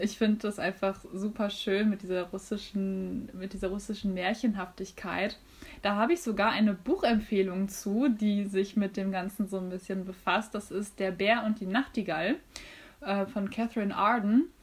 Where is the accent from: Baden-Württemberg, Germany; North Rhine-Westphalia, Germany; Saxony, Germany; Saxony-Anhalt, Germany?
North Rhine-Westphalia, Germany; bei uns in NRW